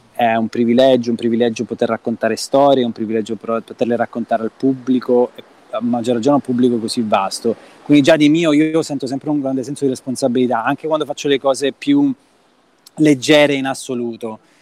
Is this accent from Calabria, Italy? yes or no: yes; Reggio Calabria, Calabria, Italy; Nato e cresciuto a Reggio Calabria